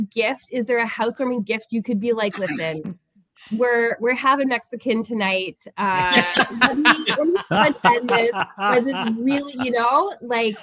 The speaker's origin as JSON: {"language": "English", "town": "Toronto", "region": "Ontario", "country": "Canada", "moved": "as an adult", "lives_now": "Niagara, Canada", "said": "I'm from Toronto, and while I live in Niagara now in a normal sized house"}